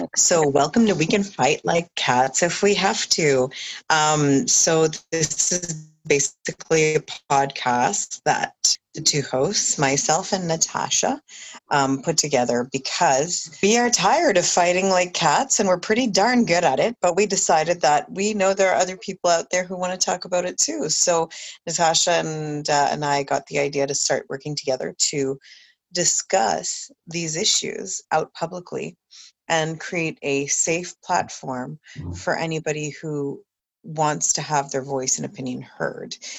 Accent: New Brunswick, Canada; born in this country, raised in this country for a huge portion of my raising

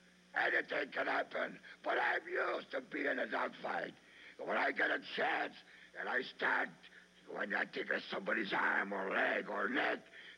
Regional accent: Algeria; When I was brought up in Algeria, every day of my life, I had to fight gangs of thugs just to survive, and that's all.

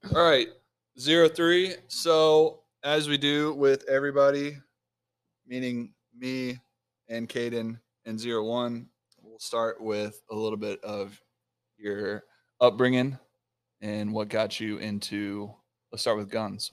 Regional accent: South Texas, United States

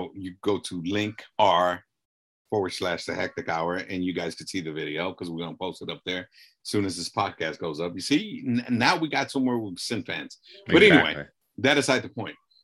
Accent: Los Angeles, California, United States; I grew up in South LA, lived in, you know, near East LA now.

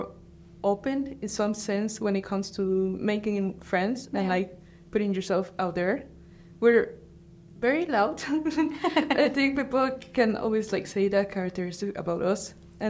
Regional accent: Guatemala; moved away as an adult; now in Switzerland; I come from Guatemala

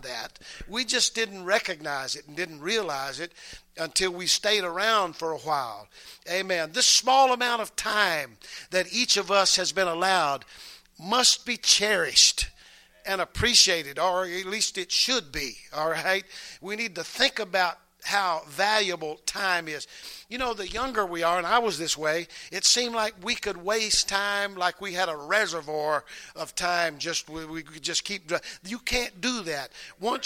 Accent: the South, United States; we're from the South

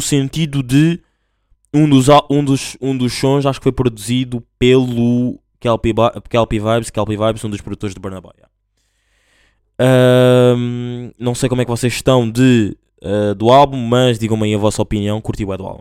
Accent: Portugal; Claro que eu sou português

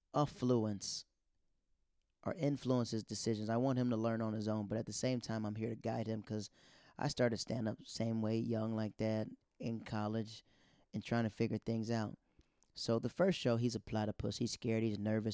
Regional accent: Florida, United States; moved away; also born or lived in North Carolina; I'm, I'm from Florida

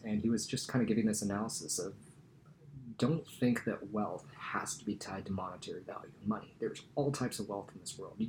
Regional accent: Eureka, California, United States; born or raised there; moved away as an adult

